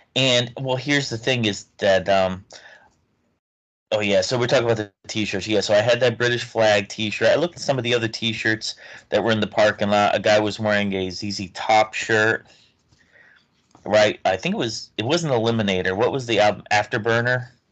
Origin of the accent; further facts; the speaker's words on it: New Haven, Connecticut, United States; We grew up in just outside New Haven, Connecticut